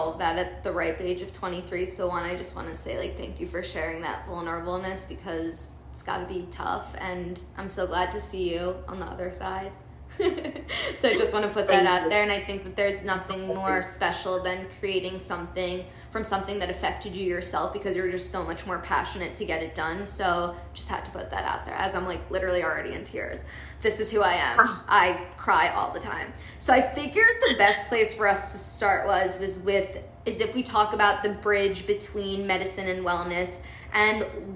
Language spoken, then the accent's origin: English; Philadelphia, Pennsylvania, United States; I grew up in Philly